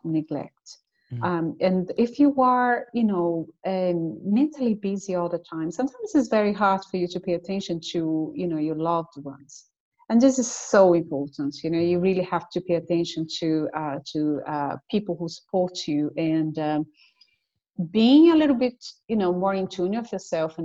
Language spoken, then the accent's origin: English; Brazil; now in Cork, Ireland; I'm originally from Brazil. So all my family is in Brazil, but I live with my husband in Cork.